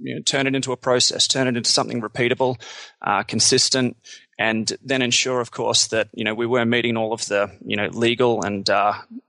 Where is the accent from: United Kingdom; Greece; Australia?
Australia; moved away as an adult; also born or lived in Canada; I'm Australian